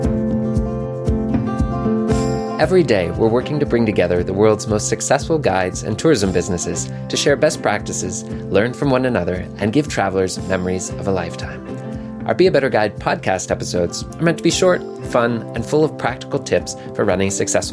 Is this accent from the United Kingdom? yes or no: no; Canada; as a Canadian, it's an important part of my culture to make fun of Americans